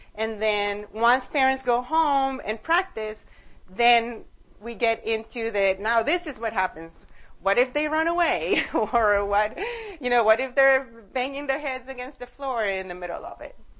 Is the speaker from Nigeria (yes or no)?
no; Costa Rica; now in United States; I am originally from Costa Rica.